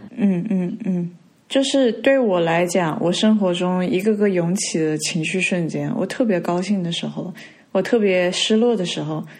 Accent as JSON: {"language": "Chinese", "town": "Hangzhou", "region": "Zhejiang", "country": "China", "tie": "born or raised there", "also_born_or_lived": "Hong Kong", "moved": "yes", "said": "本身小的时候，呃，在杭州这边，就是我们在寄宿学校，然后我跟朋友住在一起吧，在学校里面"}